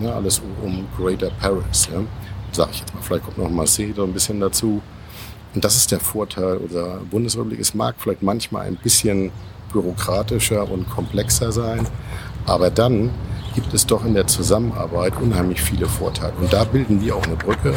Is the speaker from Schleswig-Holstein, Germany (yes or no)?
yes; Schleswig-Holstein, Germany; Schleswig-Holstein oben, nämlich mal mein Heimatland